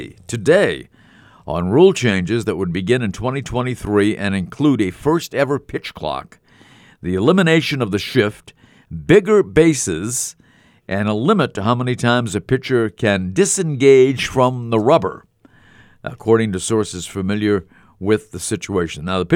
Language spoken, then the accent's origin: English; Scotland, United Kingdom; It was cheap. It was inexpensive, and I'm Scottish.